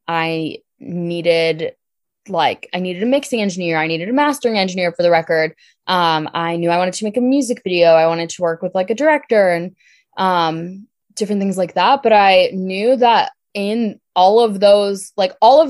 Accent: New Jersey, United States; I'm from Jersey

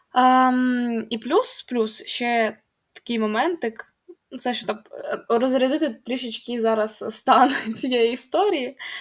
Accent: Kharkiv, Kharkiv Oblast, Ukraine; сама я з Харкова

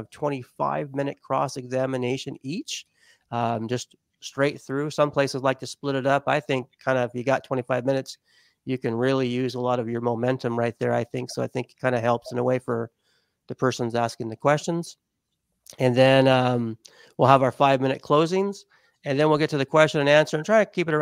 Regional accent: Las Vegas, Nevada, United States; also born or lived in Southern California; I grew up in Las Vegas for most of my life, and also a SoCal boy as well

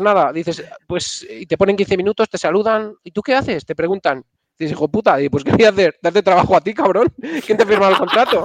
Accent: Castile and León, Spain; moved away; mi pueblo es un pueblo de entre Valladolid y Salamanca, que es, eh, se llama Laejos, es un pueblo súper pequeño

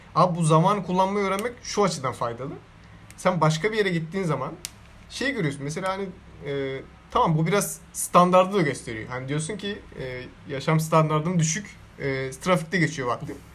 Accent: Istanbul, Turkey; ben bu şehirde yetiştim. Doğmadım ama burada yetiştim.

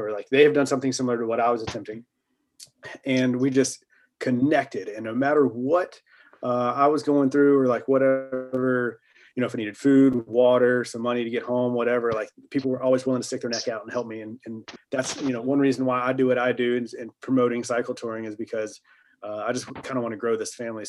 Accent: the South, United States

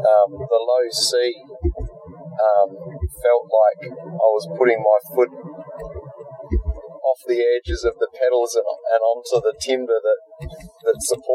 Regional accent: Victor Harbor, South Australia, Australia; my hometown of Victor Harbour.

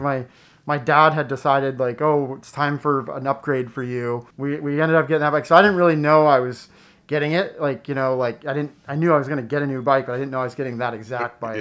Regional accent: South Paris, Maine, United States; I grew up in Oxford Hills, South Paris area

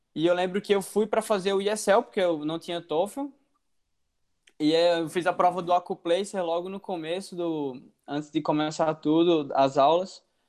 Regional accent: João Pessoa, Paraíba, Brazil; moved away as an adult; now in United States; Eu sou de João Pessoa, Paraíba, Nordeste

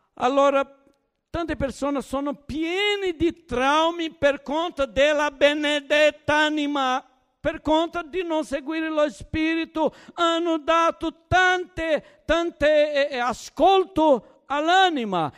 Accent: Brazil; Italian is a second language; also born or lived in Naples, Italy; now in Turin, Italy

